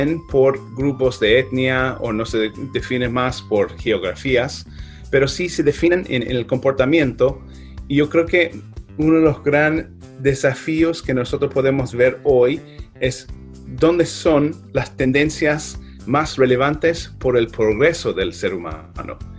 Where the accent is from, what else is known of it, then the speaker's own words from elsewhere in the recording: Ireland; Spanish is a second language; now in United States; Yo nací en Irlanda, eh, trabajé ahí eh, como niño irlandés hasta que el momento llegó a mudarme a Estados Unidos eh, con mi familia.